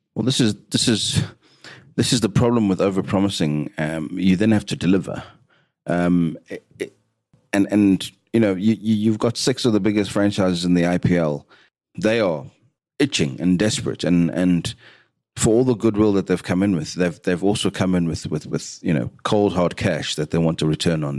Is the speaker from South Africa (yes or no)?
yes; South Africa; as a South African